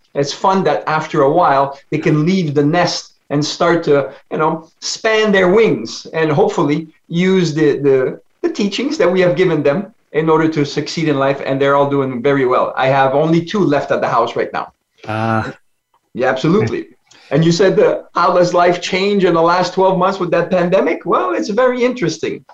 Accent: Ontario, Canada; accent: French; English is a second language; home is Ontario, Canada. I'm a French Canadian

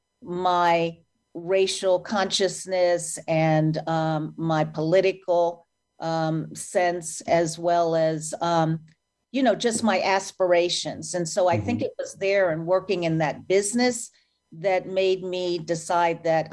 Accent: Philadelphia, Pennsylvania, United States; also born or lived in Baltimore; I grew up in the suburbs of Philadelphia. I'm a Philly girl

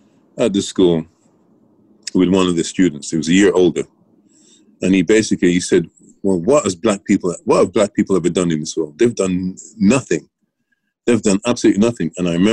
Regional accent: England, United Kingdom; Growing up in England.

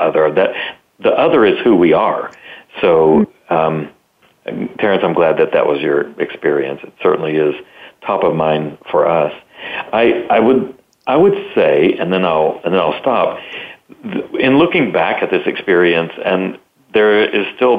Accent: the South, United States; I'm from the South

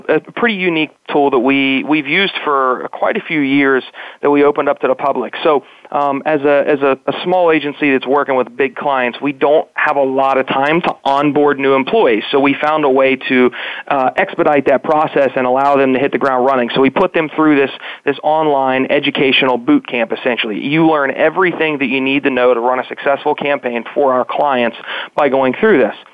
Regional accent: West Virginia, United States; when people hear that I'm originally from West Virginia, they're like, well, you

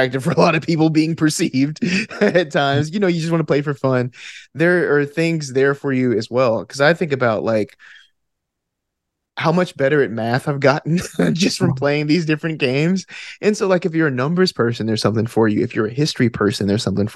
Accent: Alabama, United States; accent: Alabama; my Alabama accent

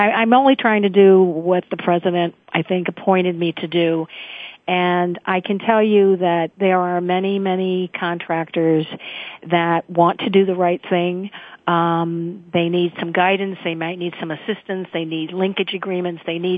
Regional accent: Chicago, Illinois, United States; now in California, United States; I'm originally from Chicago.

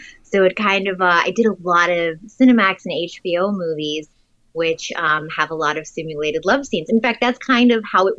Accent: Germany; moved away; I'm from Germany, nude beaches everywhere

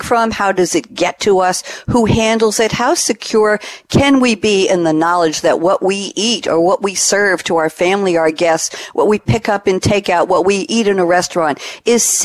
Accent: New York, United States; moved away as an adult; also born or lived in Long Island; now in Durham, United States; I was born in New York, lived the last 32 years on Long Island

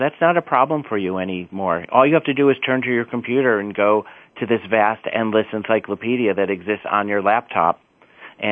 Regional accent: Chicago, Illinois, United States; I'm from the Midwest. I'm from Chicago, which is a great, vital city

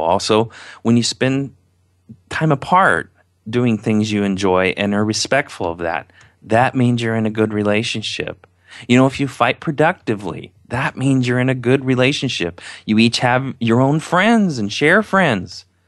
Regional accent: Indiana, United States; I'm from Indiana, if you haven't heard by my accent.

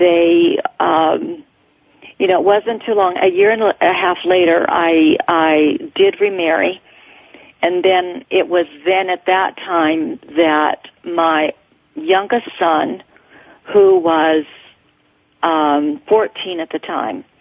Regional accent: Mormon colonies in Mexico, Chihuahua, Mexico; moved away; I grew up in the Mormon colonies in Mexico

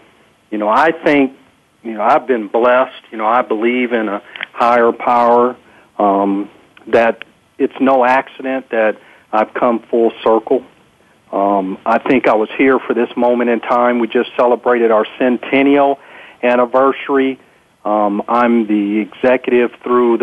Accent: San Diego, California, United States; also born or lived in Alaska / Texas; growing up in San Diego and being a person of color, we were a very small sliver of the population here in San Diego

